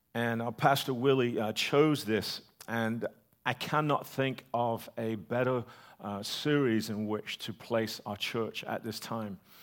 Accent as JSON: {"language": "English", "country": "United Kingdom", "said": "The British Empire, my country, gone"}